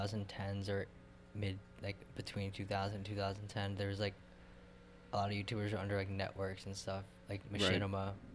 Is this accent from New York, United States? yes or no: yes; Fairport, New York, United States; I grew up in Fairport